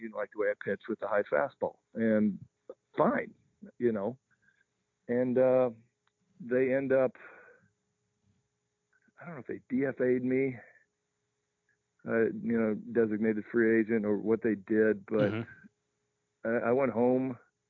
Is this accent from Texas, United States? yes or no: no; Omaha, Nebraska, United States; my hometown of Omaha